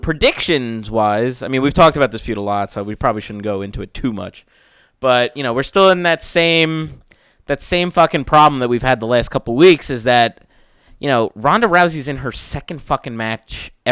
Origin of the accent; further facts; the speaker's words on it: New York, United States; we're from New York